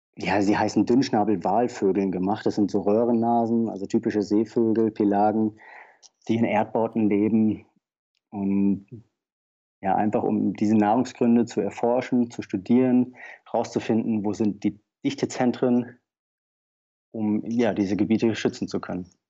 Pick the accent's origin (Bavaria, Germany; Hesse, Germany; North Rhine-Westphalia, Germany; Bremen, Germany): Hesse, Germany; Taunus; Ich bin im Taunus aufgewachsen